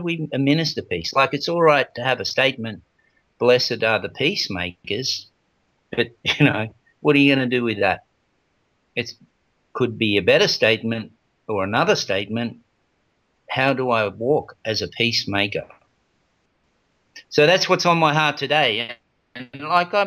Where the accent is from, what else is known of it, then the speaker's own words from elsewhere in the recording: Australia; I was born in Australia